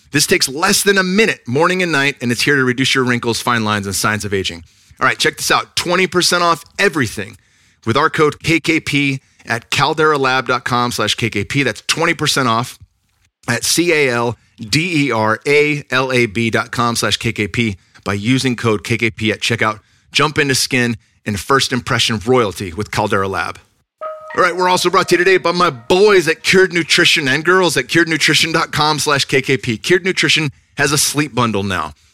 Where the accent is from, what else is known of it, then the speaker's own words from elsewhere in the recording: Northern California, United States; now in Texas, United States; I'm from Northern California, so it was a jump coming out here